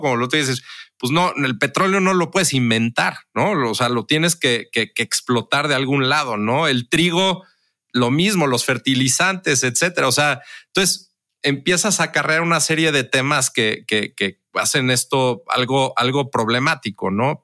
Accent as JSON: {"language": "Spanish", "country": "Mexico", "said": "como mexicano"}